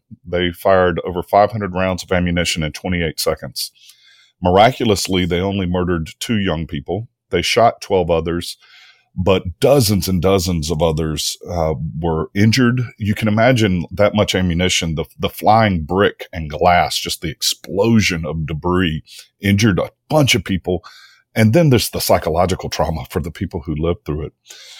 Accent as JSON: {"language": "English", "region": "Mississippi", "country": "United States", "tie": "born or raised there", "said": "I'm originally from Mississippi, born and raised, a product of public schools here. I left for college and graduate school and came back to take a job in 2009 at Jackson State and have been here ever since."}